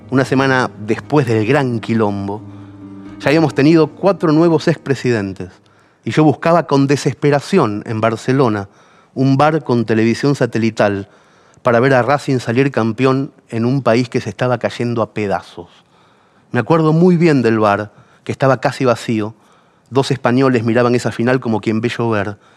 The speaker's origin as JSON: {"language": "Spanish", "country": "Argentina", "lives_now": "Spain", "said": "Los taxistas, al escuchar mi acento, querían saber cómo es posible, tío, un país tan rico, gente tan culta. Argentina se estaba yendo a la mierda como siempre, es decir, más que nunca, pero esta vez yo no estaba."}